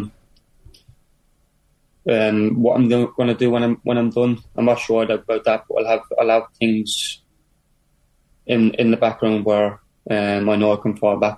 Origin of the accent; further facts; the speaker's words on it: Ireland; also born or lived in Luton, England; You know, I was born in Luton. I moved to Ireland when I was a couple of months old, but I still have a lot of family there